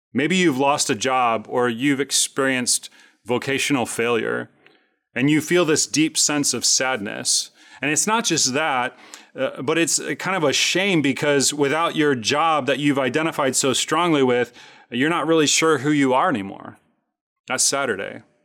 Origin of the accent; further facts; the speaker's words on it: Chicago, Illinois, United States; I grew up in Chicago, rooting for the Chicago Cubs my entire life